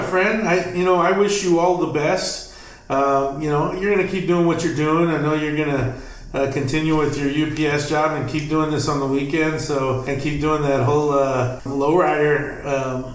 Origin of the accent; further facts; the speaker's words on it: Texas, United States; now in Los Angeles, United States; I'm from Texas